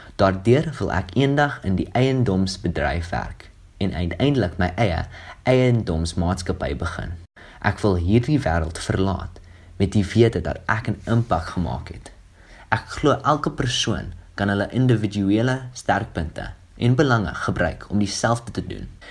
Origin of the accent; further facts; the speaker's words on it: Pretoria, Gauteng, South Africa; Ek het in Pretoria, Suid-Afrika grootgeword